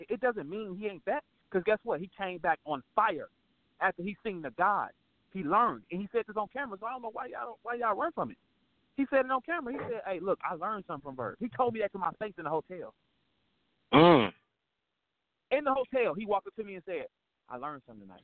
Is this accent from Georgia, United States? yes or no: no; St. Louis, Missouri, United States; I ain't from New York. I'm from St. Louis